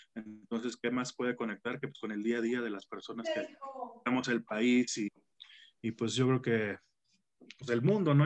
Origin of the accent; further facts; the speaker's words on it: Tampico, Tamaulipas, Mexico; moved away as an adult; now in Mexico City, Mexico; yo soy de Tampico